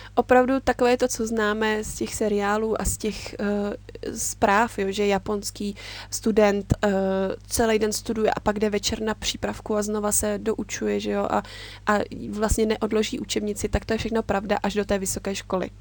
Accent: Czechia; moved away as an adult; also born or lived in Japan; Já jsem tam přijela jako takový ten typický Čech

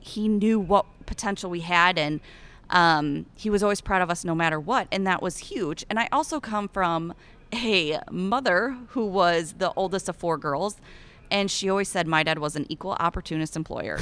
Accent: Eastern Iowa, United States; accent: Iowan; I'm from Eastern Iowa, right along the Mississippi River, and I grew up, get ready for it, raising shorthorn cattle

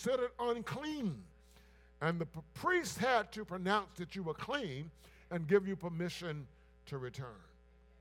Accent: Blair, South Carolina, United States; a boy growing up in Blair, South Carolina

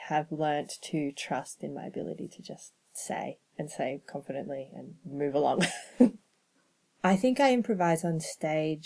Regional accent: Canberra, Australian Capital Territory, Australia; I'm from Canberra

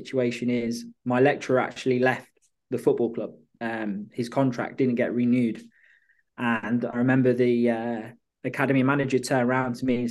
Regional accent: England, United Kingdom; moved away as an adult; also born or lived in Australia; now in Malmö, Sweden; being an English coach at the time

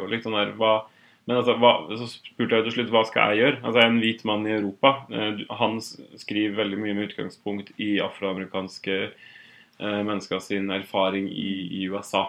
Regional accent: Otrøya, Møre og Romsdal, Norway; moved away as an adult; now in Oslo, Norway; jeg har jo vært en del hjemme på Otrøya

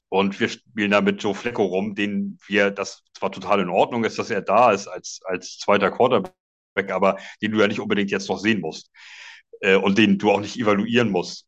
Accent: Schleswig-Holstein, Germany; komme aus äh, grob Hamburg. Es ist äh, in Wirklichkeit noch Schleswig-Holstein, aber zwei Kilometer von der Grenze weg

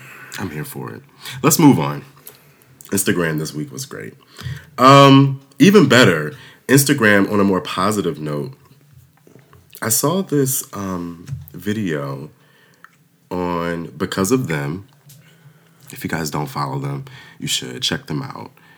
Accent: Waldorf, Maryland, United States; I grew up in Waldorf, Maryland

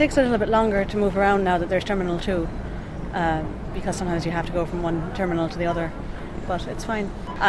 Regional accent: Dublin, Leinster, Ireland

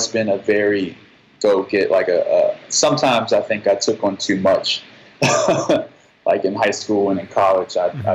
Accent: the South, United States; moved away as an adult; now in New York, United States; I grew up in the South

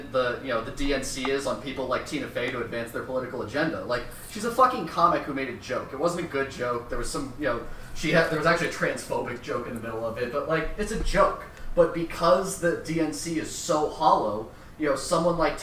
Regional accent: Colorado, United States; also born or lived in Boston; now in Atlanta, United States; I grew up in Colorado. I lived in Boston.

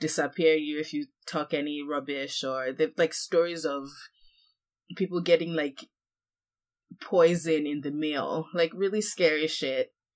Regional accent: Nigeria; moved away; I grew up in Nigeria

